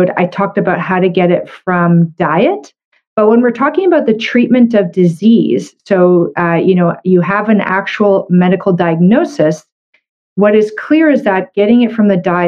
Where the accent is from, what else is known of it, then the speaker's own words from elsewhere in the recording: Canada; I'm a Canadian medical doctor